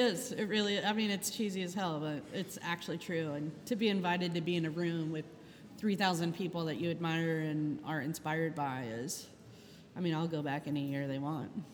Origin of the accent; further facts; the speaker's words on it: Charleston, South Carolina, United States; now in New Orleans, United States; I grew up in Charleston, South Carolina, moved to New Orleans in 96